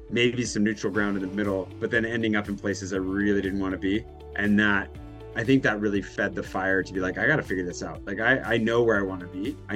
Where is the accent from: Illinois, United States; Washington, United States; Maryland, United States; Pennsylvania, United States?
Washington, United States; moved away as an adult; now in Paris, France; I grew up in Washington State.